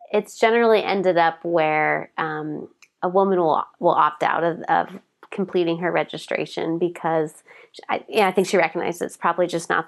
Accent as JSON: {"language": "English", "town": "Portland", "country": "United States", "said": "I come from Portland"}